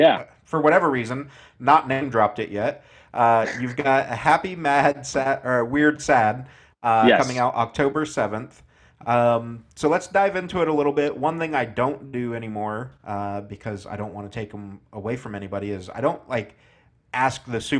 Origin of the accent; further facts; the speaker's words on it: an hour north of Indianapolis, United States; I'm from the Midwest myself